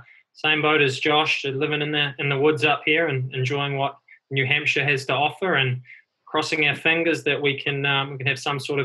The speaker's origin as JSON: {"language": "English", "country": "New Zealand", "tie": "born or raised there", "moved": "as an adult", "lives_now": "United States", "said": "My background's a little bit different, obviously born and raised in New Zealand. I took a leap of faith probably 6 years ago now to come to the States"}